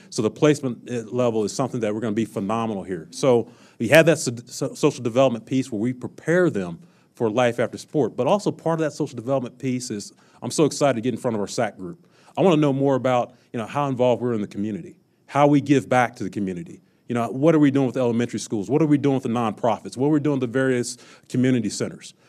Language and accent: English; Kansas City, United States; moved away; when I was a young kid growing up in Kansas City